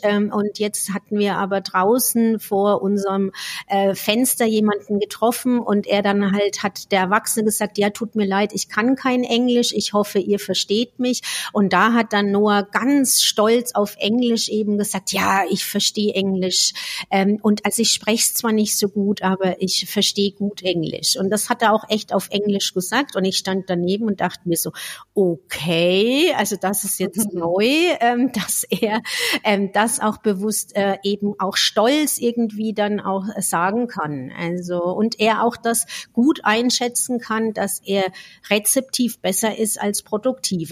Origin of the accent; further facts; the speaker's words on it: Franconia, Bavaria, Germany; accent: Franconian; now in Switzerland; ich komme aus dem Fränkischen